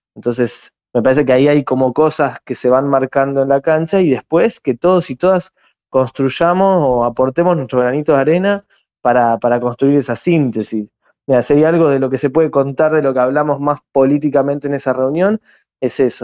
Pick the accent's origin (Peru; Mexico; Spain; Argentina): Argentina; now in San Martín, Argentina; nuestro nuestro país